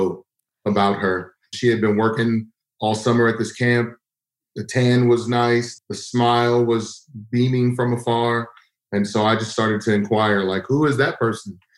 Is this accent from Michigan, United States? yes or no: no; Texas, United States; growing up in Texas